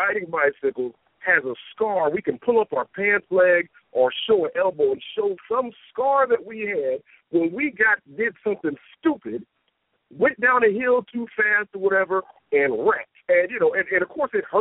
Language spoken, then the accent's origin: English; Detroit, Michigan, United States; moved away; I'm originally from Detroit